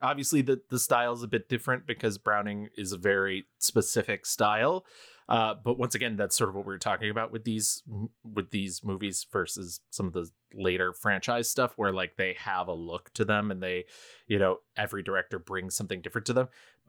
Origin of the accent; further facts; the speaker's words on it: United Kingdom; I'm British.